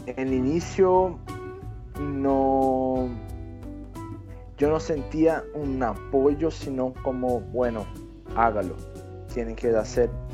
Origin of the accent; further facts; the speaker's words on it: Brazil; Spanish is a second language; yo soy brasileño, tengo 34 años